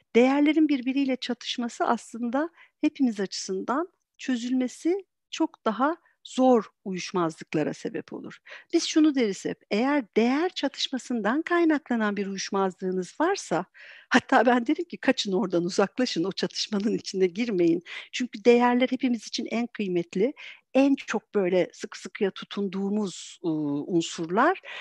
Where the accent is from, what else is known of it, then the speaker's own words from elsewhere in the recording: Antalya, Turkey; moved away as an adult; now in Istanbul, Turkey; ben aslen Antalyalıyım. Eee, o zaman Antalya'da yaşıyordum. Şu anda İstanbul'dayız.